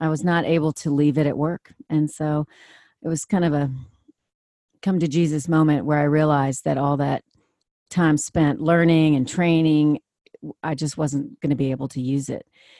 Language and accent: English; Washington, District of Columbia, United States; I grew up in Washington, D.C.